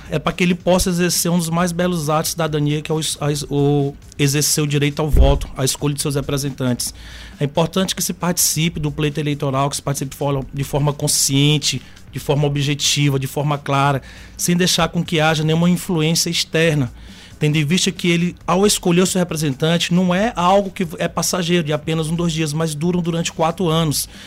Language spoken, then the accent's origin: Portuguese; Maranhão, Brazil; Então, sou maranhense. Sou do interior do Maranhão, inclusive